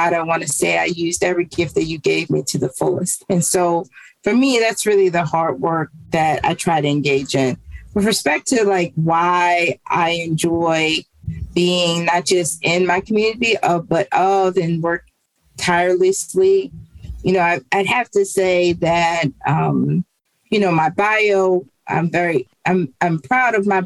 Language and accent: English; Baltimore, Maryland, United States; grew up in East Baltimore. I've always lived in East Baltimore